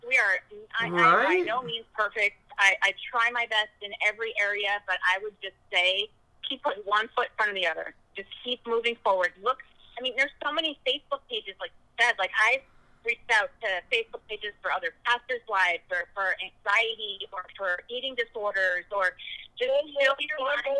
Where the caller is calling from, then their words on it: Texas, United States; I'm here in Texas, and I know y'all are having CR tonight, and I am from Texas joining through Zoom